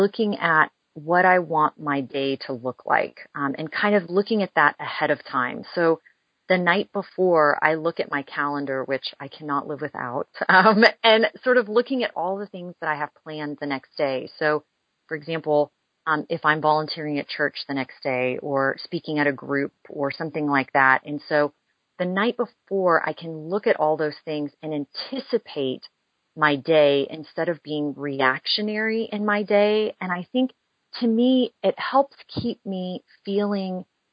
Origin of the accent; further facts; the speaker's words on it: Houston, Texas, United States; also born or lived in Dallas; I'm a lifelong Texan. I grew up in Houston and then moved to Dallas when I was in high school.